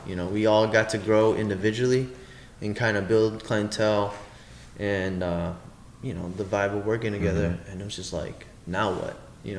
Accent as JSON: {"language": "English", "area": "Chicago North Suburbs", "region": "Illinois", "country": "United States", "said": "we're from the North Burbs"}